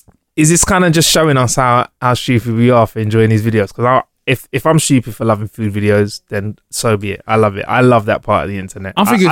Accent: United Kingdom; I'm British.

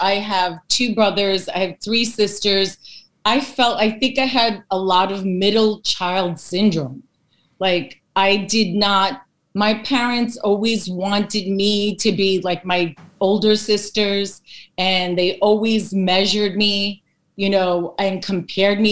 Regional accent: New York City, New York, United States; I was born in the Bronx here in New York, and I'm from Greek American descent. I'm first generation

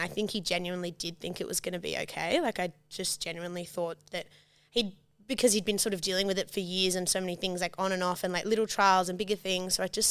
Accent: Sydney, New South Wales, Australia; also born or lived in New York; now in Sydney, Australia; grew up in Sydney. We grew up in like Vaucluse and then Watson's Bay. We moved around a bit

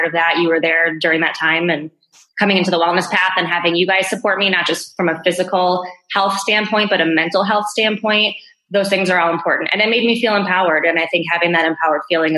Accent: Naperville, Illinois, United States; now in Chicago, United States; I grew up in Naperville, you know, been here for nearly 35 years now

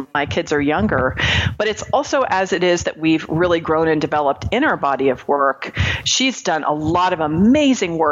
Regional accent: Marin County, California, United States; moved away; I grew up in Marin County, California

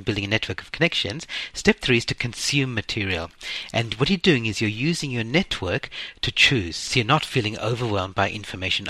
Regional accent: Sri Lanka; I was born in Sri Lanka, and growing up, we always spoke English in our household, but there's an occasional smattering of Sinhalese words

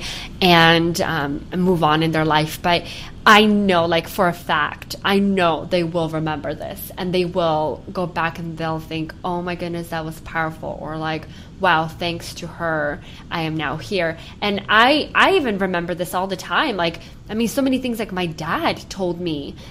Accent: Ukraine; moved away; I was born in Ukraine

